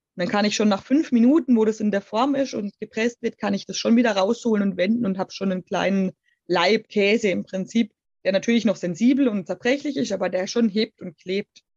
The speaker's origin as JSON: {"language": "German", "area": "Black Forest", "region": "Baden-Württemberg", "country": "Germany", "tie": "born or raised there", "said": "der Schwarzwald bedeutet für mich ganz klar natürlich meine Heimat"}